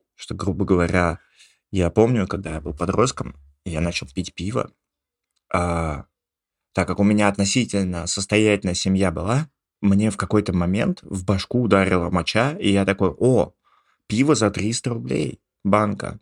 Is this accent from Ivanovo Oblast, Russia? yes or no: yes; Ivanovo, Ivanovo Oblast, Russia; moved away; я был из Иванова